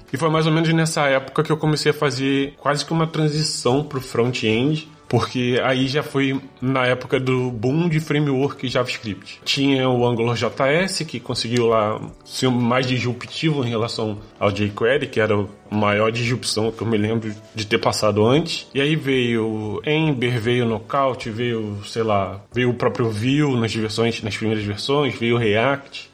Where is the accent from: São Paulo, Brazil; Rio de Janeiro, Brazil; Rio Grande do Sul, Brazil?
Rio de Janeiro, Brazil; Nova Friburgo; moved away as an adult; now in Braga, Portugal; Eu sou de uma cidade que se chama Nova Friburgo, é da região serrana do Rio